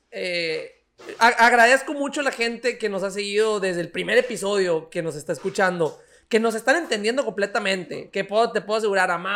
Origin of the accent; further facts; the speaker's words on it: Dominican Republic; Y dice, señor, me dijo, ¿hablas español? Y le dije, sí, ah, es que soy dominicana.